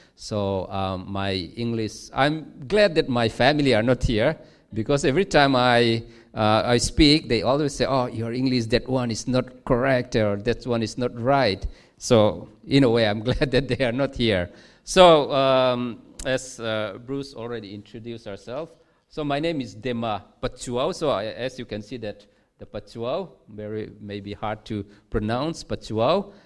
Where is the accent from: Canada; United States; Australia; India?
India; Mizoram; moved away as an adult; also born or lived in Nan, Thailand; now in Chiang Rai, Thailand; we are from Mizoram, uh, which is one of the state in India, in the northeast part of India